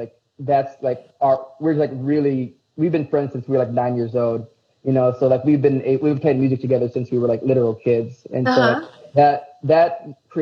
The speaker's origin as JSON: {"language": "English", "town": "Aurora", "country": "United States", "said": "I'm from the Burbs"}